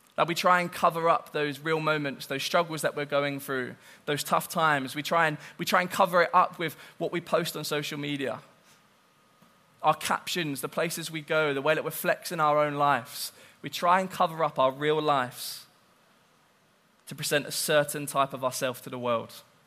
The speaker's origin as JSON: {"language": "English", "town": "Southampton", "region": "South East England", "country": "United Kingdom", "said": "I'm from Southampton."}